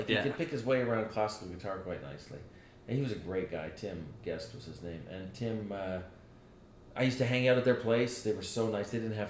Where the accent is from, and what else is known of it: Canada; born or raised there; also born or lived in Manchester, England / Dublin, Ireland